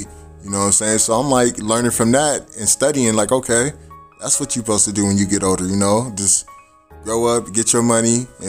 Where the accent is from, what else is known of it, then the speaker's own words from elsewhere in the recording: San Diego, California, United States; born and raised in San Diego, Southeast District.